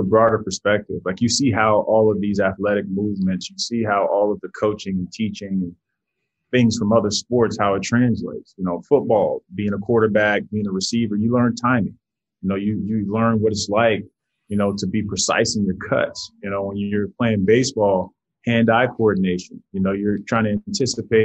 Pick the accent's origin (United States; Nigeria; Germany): United States; Miami, Florida; Growing up in Miami